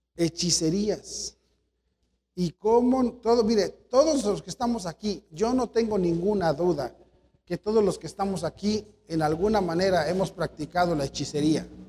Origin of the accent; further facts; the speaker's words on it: Mexico; nosotros somos mexicanos